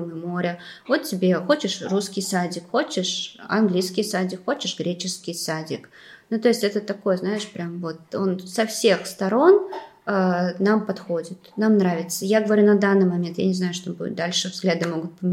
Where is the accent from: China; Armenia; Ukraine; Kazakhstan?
China; Конечно, я считаю, что я выросла в Китае.